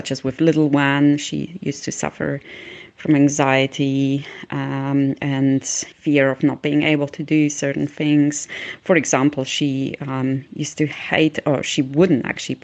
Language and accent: English; Switzerland; I grew up in Switzerland, where homeopathy is quite popular